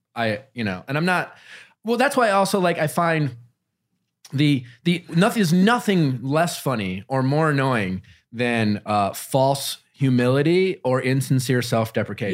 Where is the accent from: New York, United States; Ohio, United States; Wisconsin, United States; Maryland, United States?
Wisconsin, United States; I grew up in Wisconsin